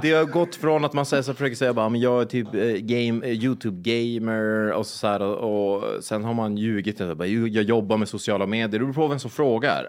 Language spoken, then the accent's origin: Swedish; Boden, Norrbotten County, Sweden; also born or lived in Piteå; jag bodde i Piteå, men jag är från Boden.